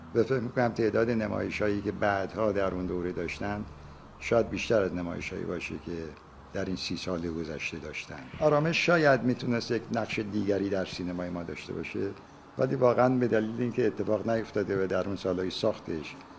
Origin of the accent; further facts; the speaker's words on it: Abadan, Khuzestan, Iran; عاشق آبادان هستم برای اینکه زادگاه من است